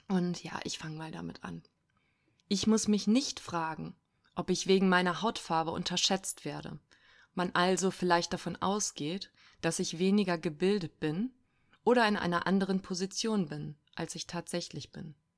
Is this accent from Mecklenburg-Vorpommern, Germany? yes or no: no; Cologne-Bonn area, North Rhine-Westphalia, Germany; now in Berlin, Germany; ich komme aus dem Köln-Bonner Raum ursprünglich